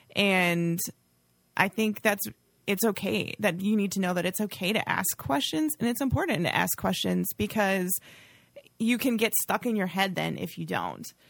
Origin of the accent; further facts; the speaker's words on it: Oshkosh, Wisconsin, United States; I grew up in Oshkosh